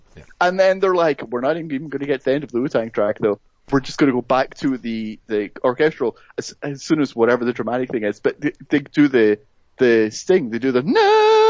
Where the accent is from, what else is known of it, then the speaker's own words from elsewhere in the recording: Scotland, United Kingdom; moved away; I'm from Scotland